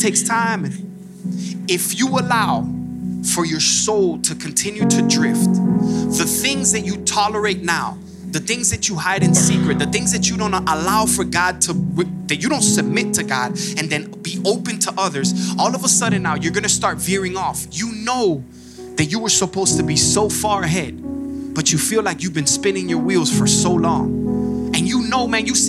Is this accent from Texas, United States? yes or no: no; Miami, Florida, United States; moved away as an adult; now in Georgia, United States; originally we're from Miami, Florida. We've been here about 6 years now